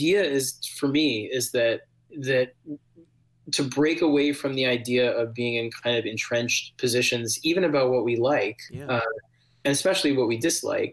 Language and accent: English; New York City, New York, United States; I grew up in New York City